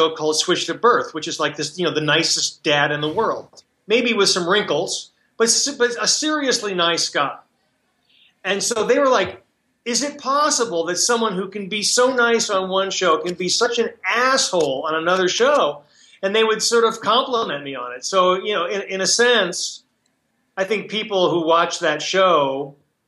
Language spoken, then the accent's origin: English; Chicago, Illinois, United States; now in California, United States; I'm originally from Chicago